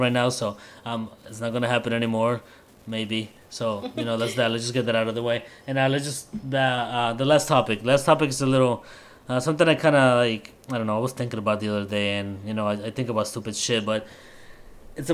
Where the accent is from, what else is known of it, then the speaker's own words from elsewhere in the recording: Colombia; moved away; I'm Colombian